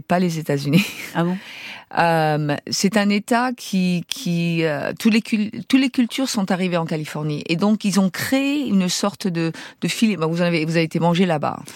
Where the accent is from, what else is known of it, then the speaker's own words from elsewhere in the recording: France; moved away as an adult; now in San Francisco, United States; je suis française